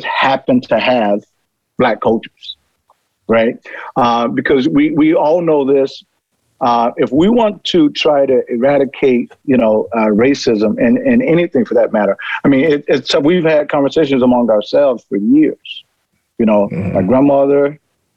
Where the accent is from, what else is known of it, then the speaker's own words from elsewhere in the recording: Chicago, Illinois, United States; I'm from Chicago